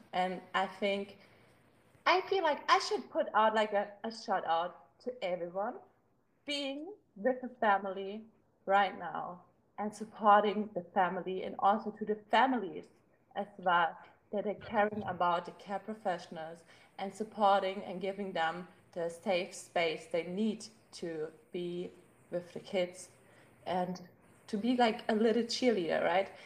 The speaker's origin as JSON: {"language": "English", "country": "Germany", "accent": "German", "second_language": "English", "said": "you can hear my German accent"}